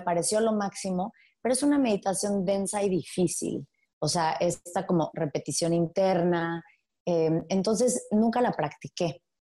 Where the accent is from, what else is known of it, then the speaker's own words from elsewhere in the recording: Playa del Carmen, Quintana Roo, Mexico; moved away as an adult; also born or lived in Mexico City; crecí en Playa del Carmen